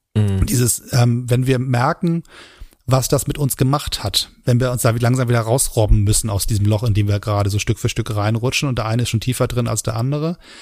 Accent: Hamburg, Germany; now in Berlin, Germany; meiner Heimatstadt Hamburg

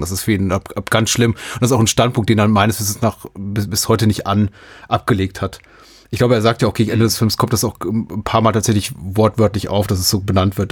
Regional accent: Berlin, Germany; als Berliner

